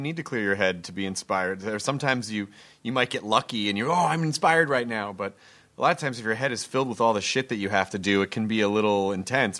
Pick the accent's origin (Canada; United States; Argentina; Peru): United States; the South; I grew up in the South.